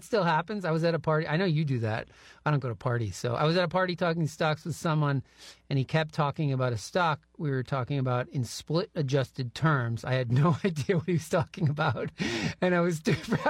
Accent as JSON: {"language": "English", "region": "New Hampshire", "country": "United States", "tie": "born or raised there", "moved": "yes", "lives_now": "Oregon, United States", "said": "My home state of New Hampshire"}